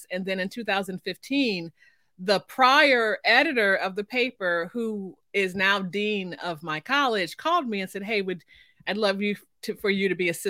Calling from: Oklahoma, United States; I am coming from Oklahoma, in the middle of the state.

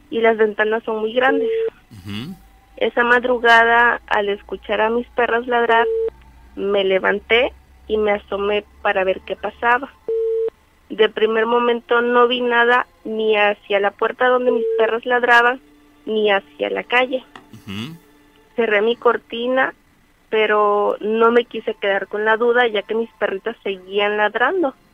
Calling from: José Azueta, Veracruz, Mexico; De un municipio que se llama José Azueta, Veracruz.

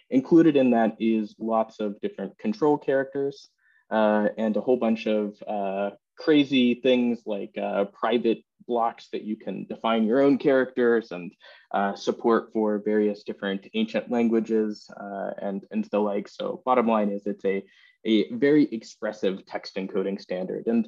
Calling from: England, United Kingdom; I'm coming in from England right now.

